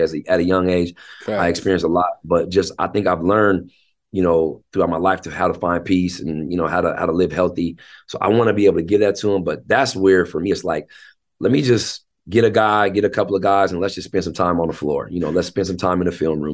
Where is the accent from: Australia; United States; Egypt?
United States; Tacoma, Washington; also born or lived in Seattle, Washington / Federal Way, Washington; I was raised in Tacoma.